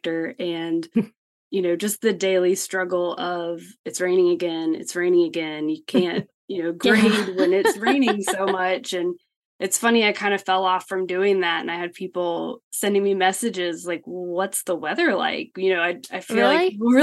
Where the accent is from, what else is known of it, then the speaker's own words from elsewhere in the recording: Blacksburg, Virginia, United States; moved away as an adult; now in Atlanta, United States; I grew up in Southwest Virginia in a small college town called Blacksburg